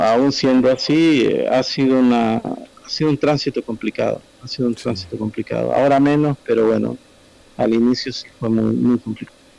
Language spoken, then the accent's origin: Spanish; El Salvador